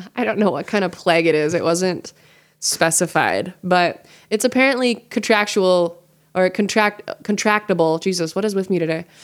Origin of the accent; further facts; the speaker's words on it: Montana, United States; I'm from Montana